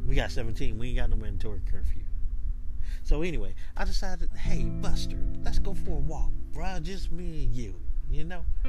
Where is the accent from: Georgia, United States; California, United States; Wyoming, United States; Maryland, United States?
Georgia, United States; Atlanta; When I was growing up in Atlanta, you know, um, the neighborhood that I lived